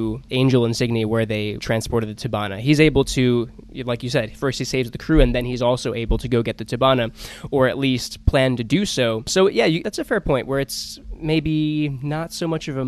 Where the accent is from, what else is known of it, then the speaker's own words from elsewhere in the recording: Georgia, United States; I'm from Georgia as well